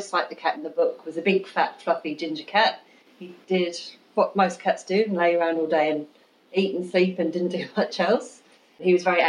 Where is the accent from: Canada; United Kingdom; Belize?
United Kingdom; Royal Wootton Bassett, South West England; moved away as an adult; also born or lived in Plymouth, Devon / Sydney, Australia; now in Kiama Downs, Australia; I was born in Plymouth in Devon in the UK, and I grew up in a town called Royal Wood and Bassett in Wiltshire